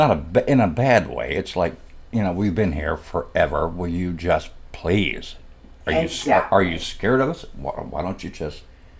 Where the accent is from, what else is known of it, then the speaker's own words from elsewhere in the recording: Pine Bluff, Arkansas, United States; now in Indiana, United States; I'm kind of from Indiana. I'm really from Pine Bluff, Arkansas. I'm a Southern hillbilly